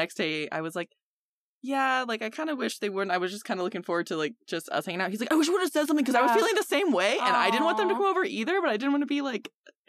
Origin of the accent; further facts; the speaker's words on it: England, United Kingdom; moved away; I am English